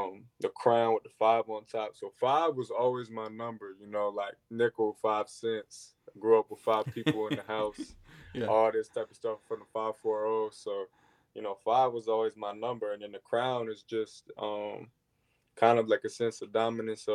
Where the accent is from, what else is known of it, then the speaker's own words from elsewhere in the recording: Elkton, Virginia, United States; I'm from Elkton, Virginia. I go to high school in Elkton, Virginia. I've grown up with my mom, my dad, and my two brothers